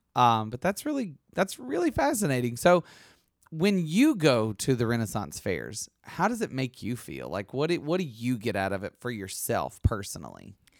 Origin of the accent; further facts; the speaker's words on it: Alabama, United States; I'm from Alabama